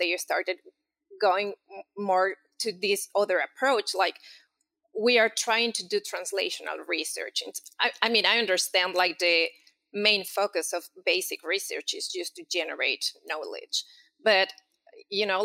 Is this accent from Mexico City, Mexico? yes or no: yes; Mexico City, Mexico; moved away as an adult; And so I'm from Mexico City. I did all my, my academic, you know, studies there